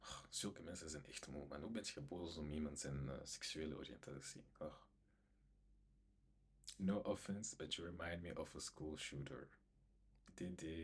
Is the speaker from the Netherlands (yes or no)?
no; DR Congo; hij is naar Congo gegaan, ik ben zelf Congolees.